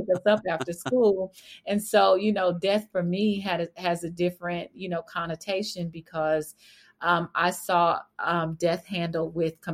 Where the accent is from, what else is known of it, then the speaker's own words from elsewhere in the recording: Fort Worth, Texas, United States; I grew up in Fort Worth, Texas